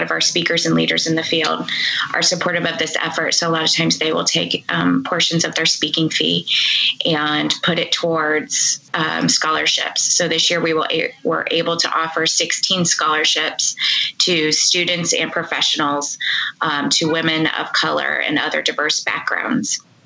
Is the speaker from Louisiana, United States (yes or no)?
no; Indianapolis, Indiana, United States; my hometown, Indianapolis